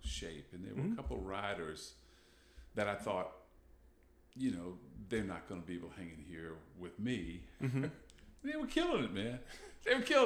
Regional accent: Charlotte County, Virginia, United States; I grew up in Charlotte County

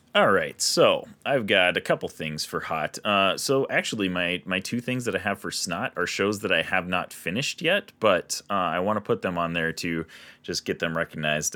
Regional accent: Minnesota, United States; we're from Minnesota

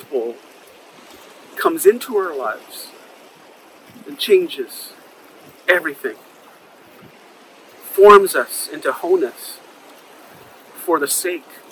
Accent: New York City, New York, United States; when I was growing up on Broadway in the Upper West Side

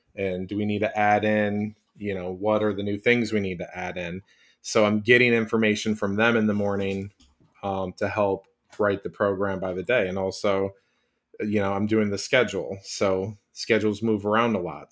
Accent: Chicago, Illinois, United States; I live forty minutes from Chicago, that's my hometown

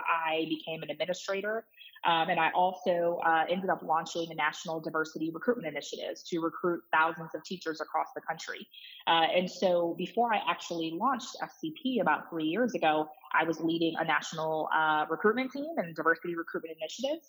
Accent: Detroit, Michigan, United States; moved away as an adult; I'm from Detroit. Obviously, I live in Detroit. My office is in Detroit. And so we do a lot of work with, tens of districts across the city. And so it's a pleasure and an honor to work in my hometown here

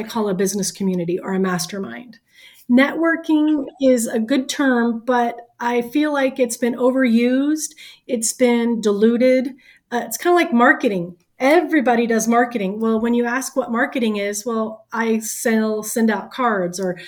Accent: the South, United States; I am from the South

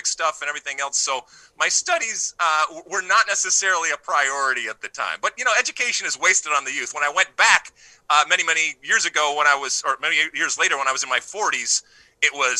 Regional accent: Detroit, Michigan, United States; moved away as an adult; also born or lived in Athens, Greece / New Jersey; I grew up in Detroit, right outside of Detroit in the suburbs of Detroit, Michigan

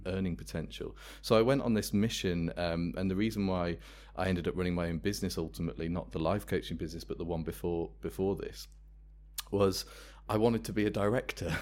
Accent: Worcester, West Midlands, United Kingdom; I'm from Worcester, that's where the company was founded

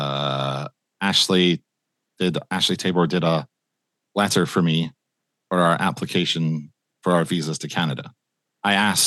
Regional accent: Aberdeen, Scotland, United Kingdom; also born or lived in Sydney, Australia; in the Northeast, in Aberdeen, my hometown

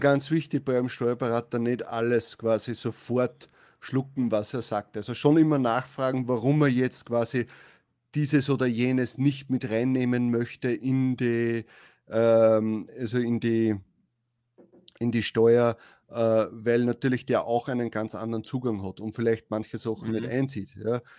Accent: Austria; wir sind ja aus Österreich.

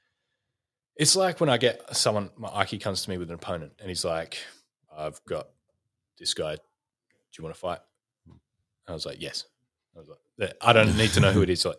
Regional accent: Australia; from Australia

